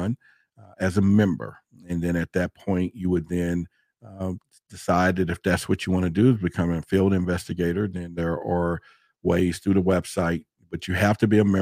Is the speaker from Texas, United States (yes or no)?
yes; Dallas, Texas, United States; I grew up in Dallas, Texas